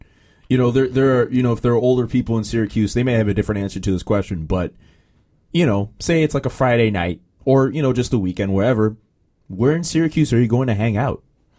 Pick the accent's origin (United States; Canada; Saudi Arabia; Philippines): Canada; no, it's weird because being a Canadian, I get classified as an international student, which is really weird.